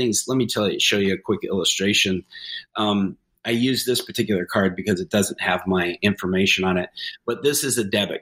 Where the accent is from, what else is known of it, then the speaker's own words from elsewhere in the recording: United States; me being there as an American